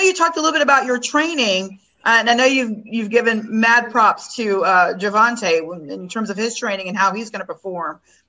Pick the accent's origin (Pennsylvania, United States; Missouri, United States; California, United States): Missouri, United States; Kansas City; I'm from Kansas City.